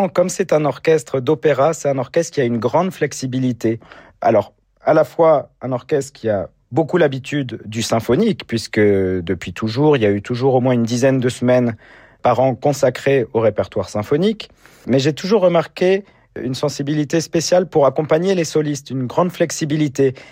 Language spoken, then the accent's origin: French; Orange, Provence-Alpes-Côte d'Azur, France; de partager tous ces concerts ensemble avec un public très enthousiaste dans ma ville natale, c'est également la ville où j'habite.